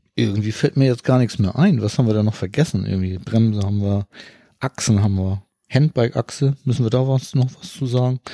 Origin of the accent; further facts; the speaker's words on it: Hamburg, Germany; ich komme aus Hamburg